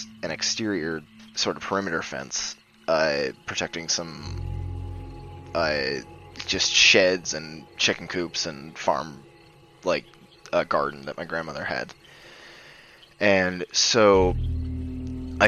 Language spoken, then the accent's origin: English; Idaho, United States; also born or lived in Northern California; I was born in a small town in Northern California, almost on the Oregon border, but I grew up in Idaho